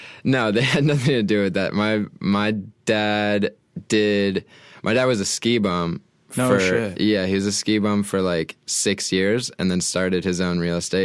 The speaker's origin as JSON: {"language": "English", "town": "Portland", "region": "Maine", "country": "United States", "said": "I'm like right on the coast, like in the southern part, like right on the ocean."}